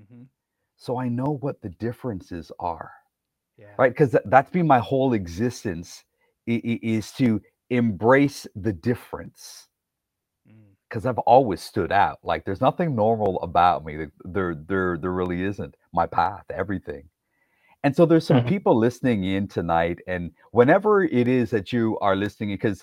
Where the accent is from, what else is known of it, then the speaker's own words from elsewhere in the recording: Toronto, Ontario, Canada; So in the 80s for me growing up, I'm like one of five non-white kids in the Toronto area at the school that we went to, just a suburb outside of Toronto